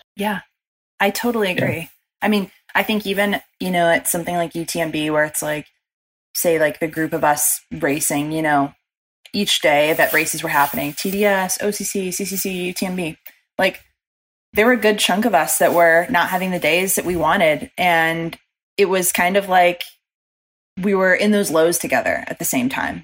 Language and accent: English; Chicago, Illinois, United States; moved away; growing up in Chicago